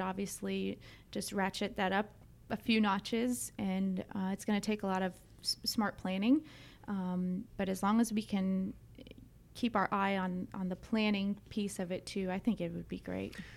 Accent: Dunwoody, Georgia, United States; also born or lived in Brookhaven; I grew up in Dunwoody, um, right down the street from here.

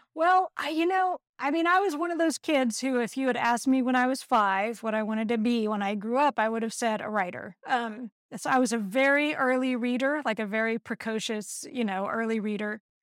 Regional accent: Texas, United States; moved away as an adult; also born or lived in Santa Cruz, California; I grew up in Texas

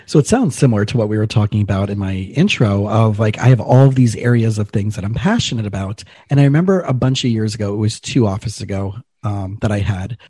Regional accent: South Florida, United States; I grew up in South Florida and I grew up in a pretty affluent community, but I was a scholarship kid

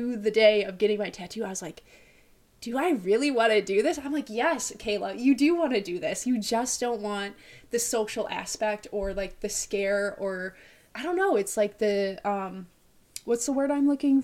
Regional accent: Illinois, United States; also born or lived in Russia; I'm from Illinois. Originally, I was born in Russia. My parents adopted me when I was 1.5. I've lived here my whole life

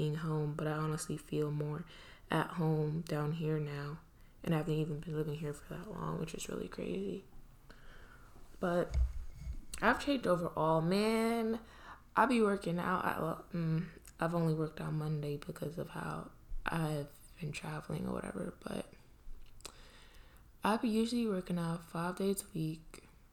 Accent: New York City, New York, United States; moved away as an adult; also born or lived in Trinidad / Pennsylvania; I grew up in Brooklyn. Like, I was born in Trinidad, but I spent most of my life in Brooklyn. I went to elementary school there, middle school, high school

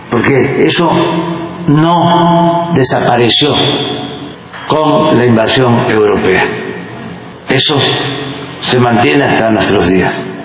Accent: Mexico; yo soy humanista mexicano. Yo me inspiro en la grandeza cultural de México.

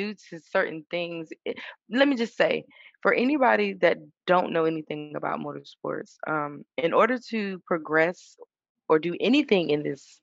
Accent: Suffolk, Virginia, United States; I'm originally from Suffolk, Virginia

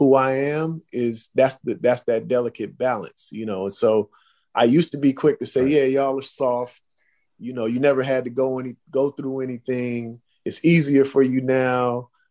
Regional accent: Oakland, California, United States; I grew up in Oakland

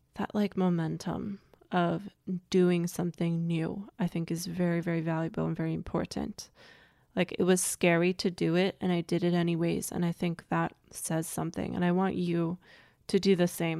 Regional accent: United States; also born or lived in Germany; I grew up in America as an immigrant

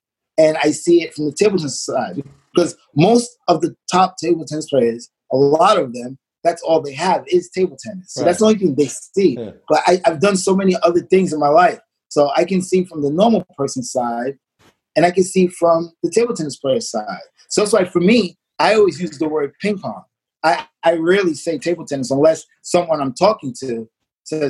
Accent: New York City, New York, United States; also born or lived in Marlboro Projects; eventually we moved from Marble Projects. We moved to Coney Island

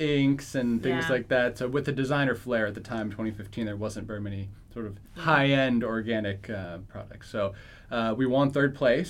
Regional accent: Philadelphia, Pennsylvania, United States; in Philadelphia.

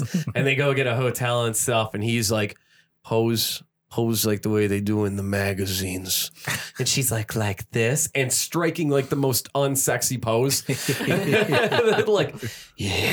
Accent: Erie, Pennsylvania, United States; I'm from fucking Erie, Pennsylvania

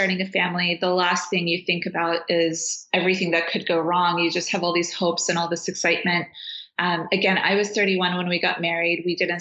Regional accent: Afghanistan; also born or lived in Washington, D.C., United States / New York, United States; now in California, United States; I'm from Afghanistan, but my mom is Uzbek and Russian, and my dad is Afghan and Syrian of descent

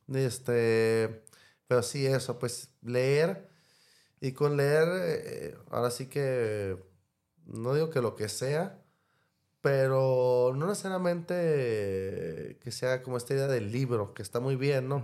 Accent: Mexicali, Baja California, Mexico; crecí en Mexicali

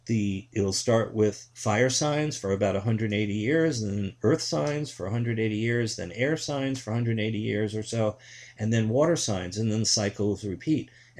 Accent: New York City, New York, United States; moved away; also born or lived in Michigan; being someone in the 1950s and 60s, watching Walter Cronkite, growing up in New York City

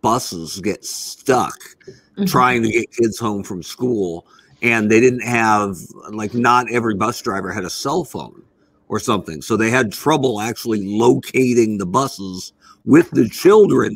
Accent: Oregon, United States; moved away; I grew up in Oregon

